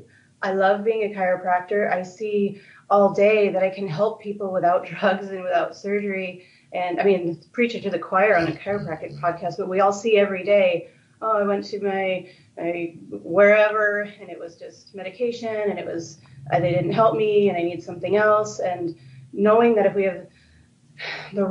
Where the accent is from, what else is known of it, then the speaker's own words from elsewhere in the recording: upstate New York, United States; moved away as an adult; also born or lived in Florida / California; now in Los Angeles, United States; I'm not from California. I'm from upstate New York originally